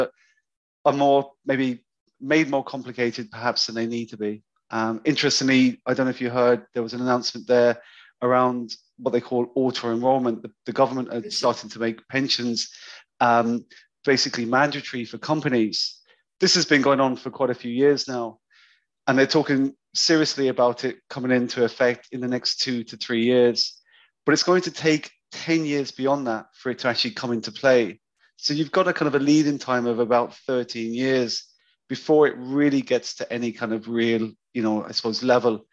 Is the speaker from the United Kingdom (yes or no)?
yes; London, United Kingdom; moved away as an adult; also born or lived in Cyprus; now in Cork, Ireland; I grew up in London.